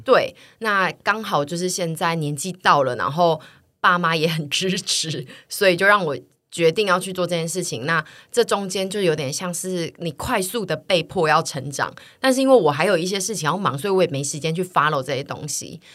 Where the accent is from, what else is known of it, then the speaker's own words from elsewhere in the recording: Tainan, Taiwan; moved away; 我是台南来的，所以我真的没有办法租小空间